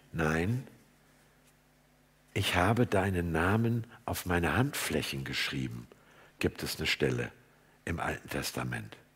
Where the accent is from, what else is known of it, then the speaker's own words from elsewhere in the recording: Hamburg, Germany; würde ich als Hamburger sagen